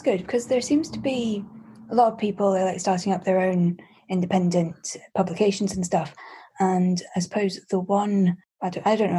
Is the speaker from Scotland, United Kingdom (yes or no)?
yes; Scotland, United Kingdom